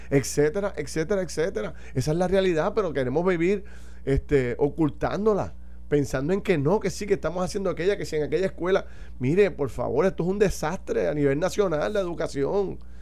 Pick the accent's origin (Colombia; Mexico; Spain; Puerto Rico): Puerto Rico; nosotros como puertorriqueños